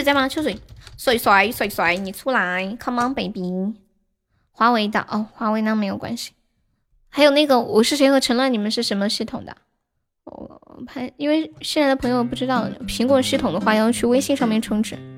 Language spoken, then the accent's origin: Chinese; Sichuan, China; 那贵州跟我们四川方言应该很像了。